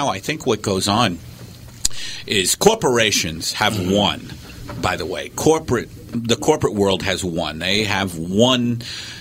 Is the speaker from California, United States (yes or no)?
no; New York City, New York, United States; where I grew up in Staten Island